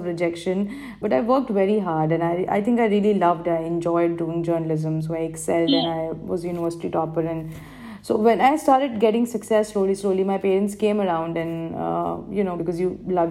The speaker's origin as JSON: {"language": "English", "region": "Madhya Pradesh", "country": "India", "tie": "born or raised there", "first_language": "Hindi", "second_language": "English", "moved": "as an adult", "lives_now": "United Arab Emirates", "said": "I was born and raised in Madhya Pradesh, a state of India."}